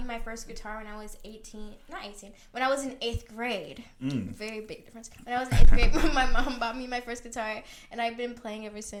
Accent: Birmingham, Alabama, United States; I'm from Alabama, Birmingham, Alabama.

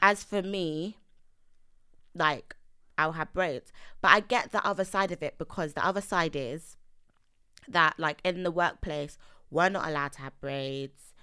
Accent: London, United Kingdom; also born or lived in Nigeria; I'm East London

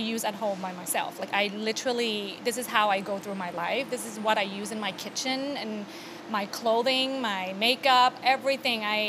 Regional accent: Bangkok, Thailand; moved away as an adult; now in New York, United States; I was originally from Thailand, born and raised. I moved here about almost 20 years ago

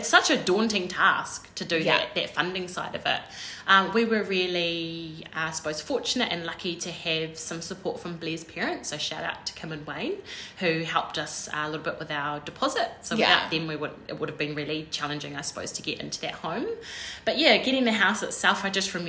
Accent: New Zealand; We're two Kiwi girls who share nearly 30 years of friendship

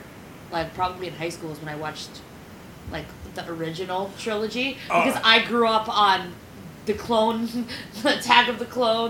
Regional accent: New York City, New York, United States; growing up in Brooklyn, I have no faith in the human race.

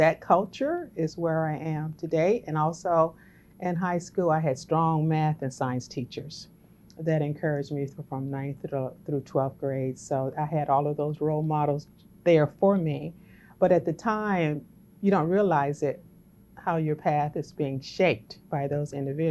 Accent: Baton Rouge, Louisiana, United States; moved away as an adult; I grew up in Baton Rouge, Louisiana, as a young black female

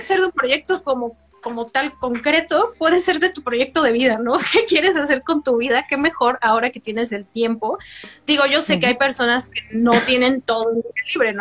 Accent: Mexico; como mexicanos

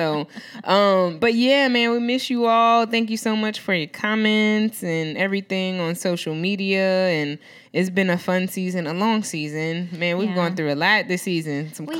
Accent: New Orleans, Louisiana, United States; I'm from New Orleans

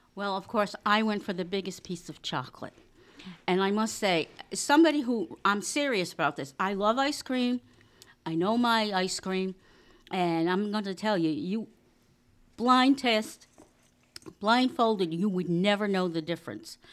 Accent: Rhode Island, United States; I'm from Rhode Island

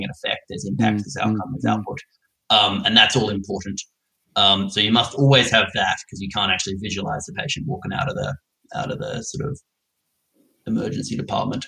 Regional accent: Perth, Western Australia, Australia; now in United Kingdom; I grew up in Perth

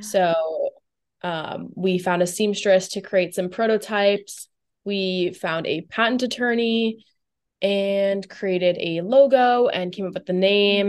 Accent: Boca Raton, Florida, United States; also born or lived in Tampa, Florida; So, I grew up in South Florida, um, specifically, like, Boca Raton, uh, Del Rey area.

